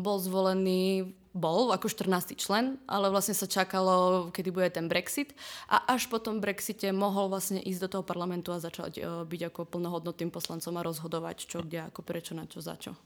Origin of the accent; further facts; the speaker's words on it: Prešov, Prešov Region, Slovakia; moved away as an adult; also born or lived in Trnava; now in Prague, Czech Republic; pochádzam z Prešova z východného Slovenska